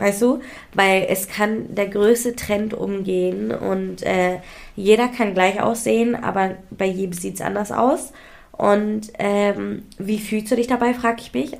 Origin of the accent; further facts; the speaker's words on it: Hamburg, Germany; also ich bin in Hamburg ja auch, also aufgewachsen, ich bin in Hamburg geboren.